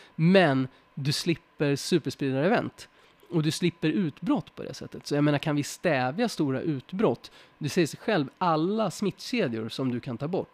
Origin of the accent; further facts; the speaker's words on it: Sweden; oss som svenskar